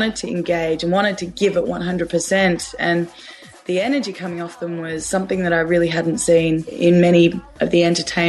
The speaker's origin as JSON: {"language": "English", "country": "Australia", "said": "I'm an Australian singer and dancer."}